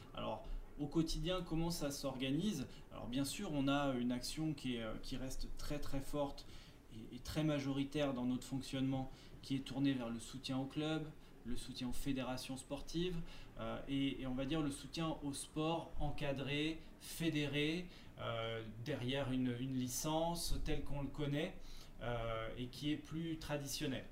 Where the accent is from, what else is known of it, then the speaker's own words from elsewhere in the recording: Seine-Saint-Denis, Île-de-France, France; je suis originaire de Seine-Saint-Denis